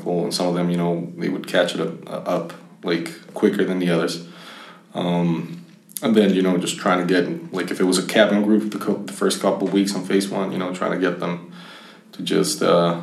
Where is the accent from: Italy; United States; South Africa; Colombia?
Colombia; Bogota; I was born in Bogota, Colombia